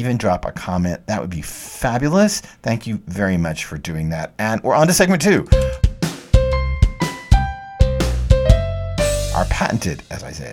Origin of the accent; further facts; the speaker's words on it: Texas, United States; I'm from Texas, and in Texas, we want to taste the heat and the meat